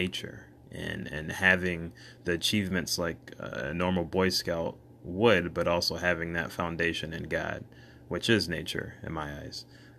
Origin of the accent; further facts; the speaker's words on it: Michigan, United States; also born or lived in Bronxville, New York; I was born in New York, Bronxville, New York, to a mother and father whom I love dearly. I have two older sisters, and between the two of them, I have six nieces and nephews, three nieces and three nephews. When I was about 5 years old, we relocated to Michigan, where I reside currently.